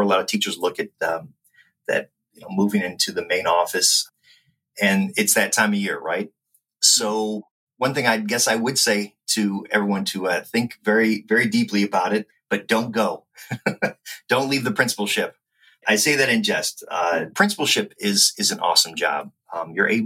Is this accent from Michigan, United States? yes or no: yes; Detroit, Michigan, United States; I grew up in Detroit for my first 18 years before I went off to Michigan State University